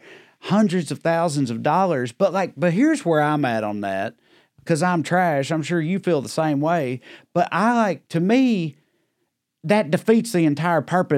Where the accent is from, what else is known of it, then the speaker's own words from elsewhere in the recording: the South, United States; We're trash from the South where it's hot all the time